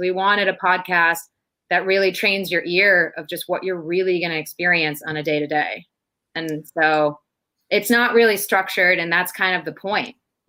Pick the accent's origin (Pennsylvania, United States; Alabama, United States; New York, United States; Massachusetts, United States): Massachusetts, United States; Boston; also born or lived in Santiago, Chile; I'm from Boston, as I said earlier. Lived in Chile for about 2 years before I came back, basically end of March when everything kind of exploded with the coronavirus.